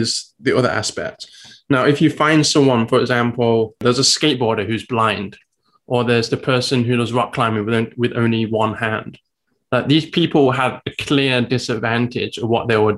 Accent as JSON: {"language": "English", "region": "England", "country": "United Kingdom", "moved": "yes", "lives_now": "Taiwan", "said": "As you may guess from my accent, I'm from England."}